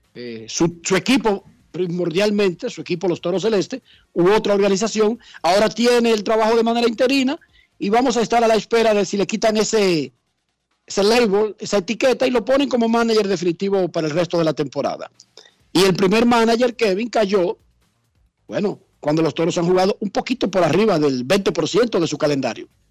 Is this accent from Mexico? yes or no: no; Herrera, Distrito Nacional, Dominican Republic; yo soy de Herrera y en Herrera como que tenemos un lenguaje más directo